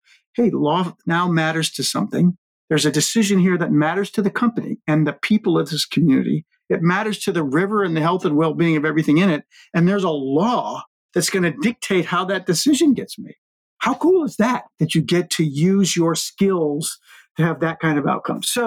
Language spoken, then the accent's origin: English; Cleveland Heights, Ohio, United States; I grew up in outside of Cleveland, Ohio